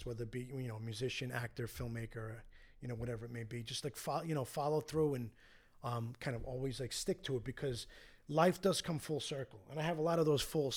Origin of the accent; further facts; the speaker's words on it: New York City, New York, United States; also born or lived in Astoria, Queens; I went to a Catholic grammar school growing up in Queens